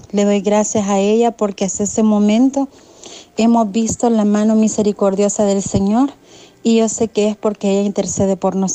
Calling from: Sonsonate, El Salvador; Buenos días, hermanitos. … de Sonsonate, La Paz del Señor.

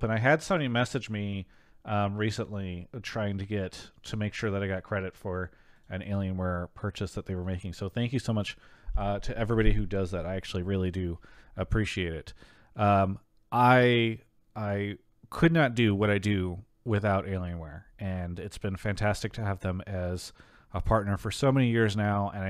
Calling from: New York City, New York, United States; I'm calling from Queens, New York, the best time zone.

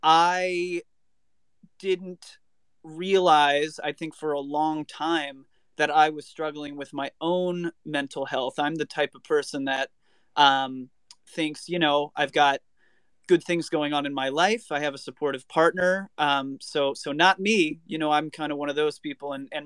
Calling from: Hollywood, California, United States; I am coming from Hollywood, California, not Florida.

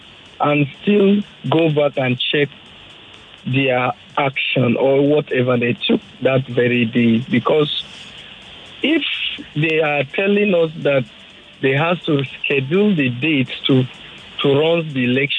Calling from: Lekki, Lagos, Nigeria; I'm calling from Lekki.

